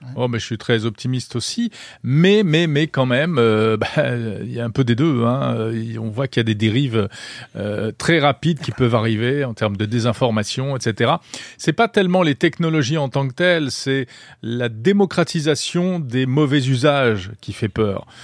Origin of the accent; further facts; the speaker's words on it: France; chez nous en Europe